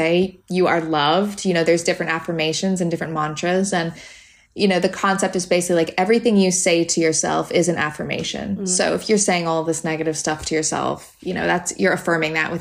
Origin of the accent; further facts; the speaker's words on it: Canada; moved away; And I'm Canadian, obviously. So I grew up in the woods